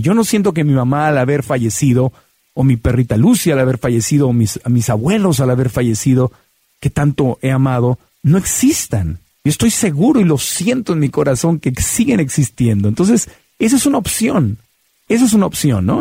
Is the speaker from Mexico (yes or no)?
yes; Mexico City, Mexico; me llevaban de niño a la ópera en Bellas Artes en la Ciudad de México